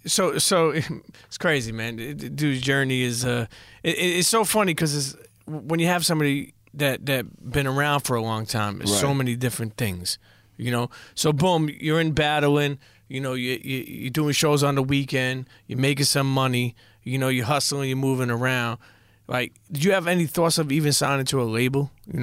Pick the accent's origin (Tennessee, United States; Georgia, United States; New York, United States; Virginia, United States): New York, United States; New York City; I come from, you know, I grew up in Brooklyn